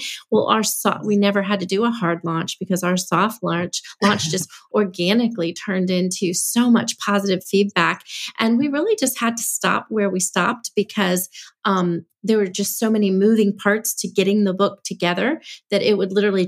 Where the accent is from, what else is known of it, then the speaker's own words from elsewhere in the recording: Nashville, Tennessee, United States; I was from Nashville